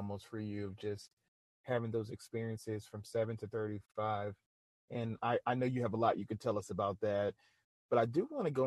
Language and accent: English; New Orleans, Louisiana, United States; I'm originally from New Orleans, Louisiana